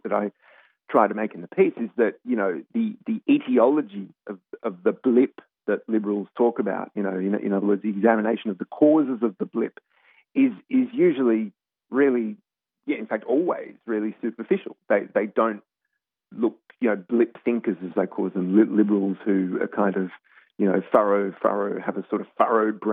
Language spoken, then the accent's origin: English; Australia; now in United States; obviously I'm Australian, but I've lived in the US for quite a while now